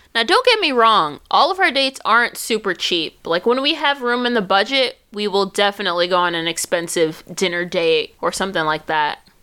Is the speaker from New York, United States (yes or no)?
yes; New York, United States; moved away; I'm from New York